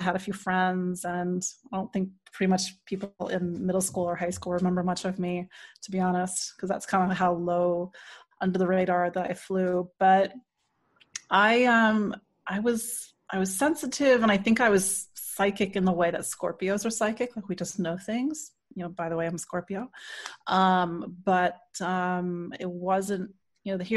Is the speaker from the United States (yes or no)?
yes; D.C., Maryland suburbs of Washington, United States; I am from the Washington, D.C. area originally. I grew up in Maryland, in the suburbs of Maryland